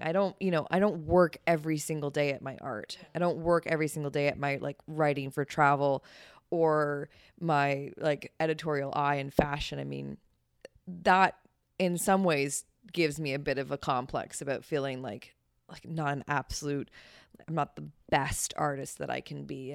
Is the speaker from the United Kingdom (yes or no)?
no; Ontario, Canada; moved away as an adult; now in New York, United States; I'm from Canada